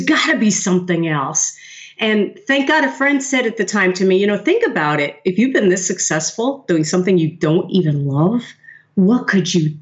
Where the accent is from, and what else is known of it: New York City, New York, United States; born or raised there